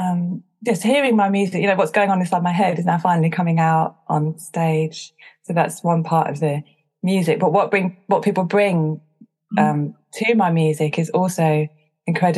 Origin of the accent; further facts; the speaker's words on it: Chichester, South East England, United Kingdom; now in London, United Kingdom; I grew up in West Sussex. It's not exactly a melting pot of different cultures at Chichester. But I live in London